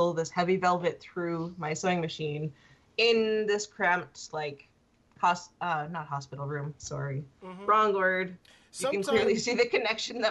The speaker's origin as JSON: {"language": "English", "country": "Canada", "said": "I'm Canadian"}